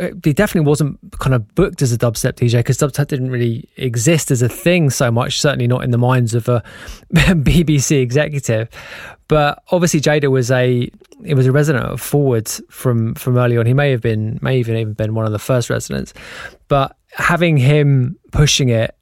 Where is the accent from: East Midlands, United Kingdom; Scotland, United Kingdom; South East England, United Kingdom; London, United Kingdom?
London, United Kingdom; We're from North London